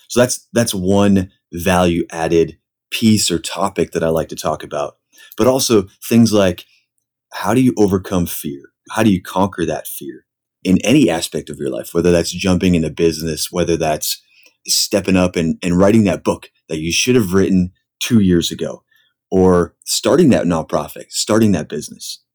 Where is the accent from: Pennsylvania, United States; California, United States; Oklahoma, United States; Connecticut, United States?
Pennsylvania, United States; moved away as an adult; now in San Diego, United States; I grew up actually in Pennsylvania